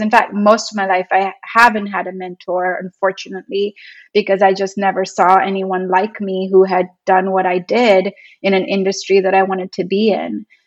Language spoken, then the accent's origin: English; India; also born or lived in New York, United States; now in Los Angeles, United States; work in my home country and start an agency